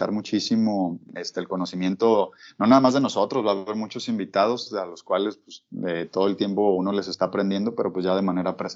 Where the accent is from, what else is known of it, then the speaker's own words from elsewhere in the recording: Guadalajara, Jalisco, Mexico; yo soy de aquí de Guadalajara